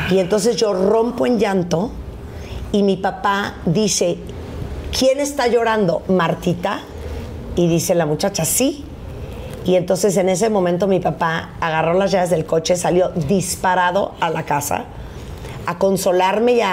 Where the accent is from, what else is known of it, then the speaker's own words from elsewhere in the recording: Mexico; es que sí soy mexicana.